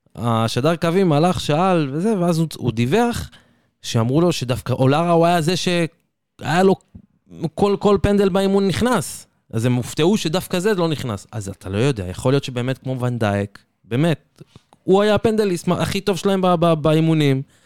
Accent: Israel; אני כישראלי

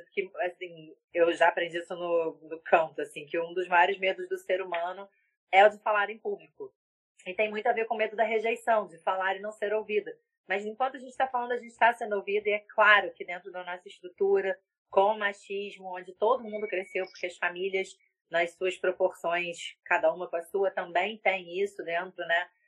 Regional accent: Petrópolis, Rio de Janeiro, Brazil; Eu sou de Petrópolis, vou até procurar lá também essa

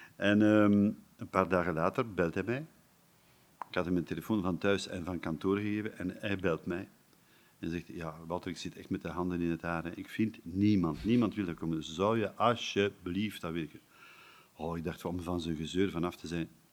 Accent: Erpe-Mere / Aalst area, Flanders, Belgium; Hier in, hier in de buurt, Hekergem de deelgemeente Hekergen, waar ik vandaan kom

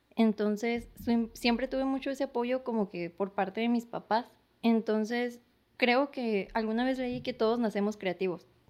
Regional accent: San Luis Río Colorado, Sonora, Mexico; now in Mexicali, Mexico; soy de San Luis, ahorita estoy residiendo aquí en Mexicali

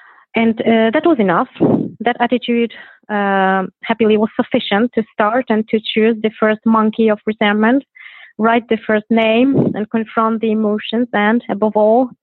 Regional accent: Gdynia, Pomeranian Voivodeship, Poland; I'm from Poland. I'm from Gdynia. It is the north of Poland by the sea.

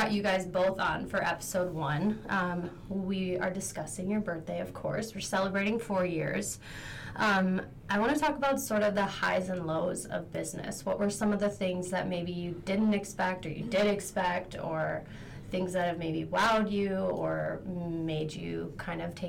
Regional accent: McFarland, Wisconsin, United States; moved away as an adult; also born or lived in Nashville, Tennessee; I'm actually from McFarland

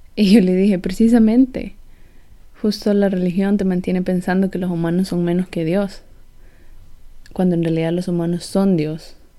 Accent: El Salvador; soy del Salvador

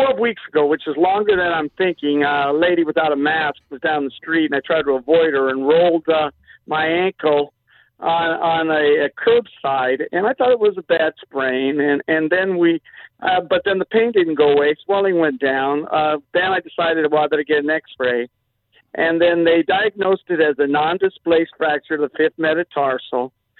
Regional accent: Los Angeles, California, United States; moved away as an adult; also born or lived in Orange County / Arizona / Kansas City; San Pedro. But I've been around, lived in Orange County, lived in Arizona, lived in Kansas City, but most of my time in San Pedro.

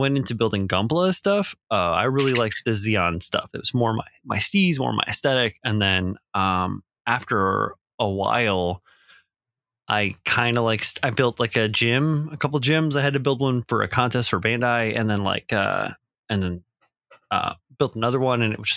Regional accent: Midwest, United States; growing up in the Midwest, in the 80s

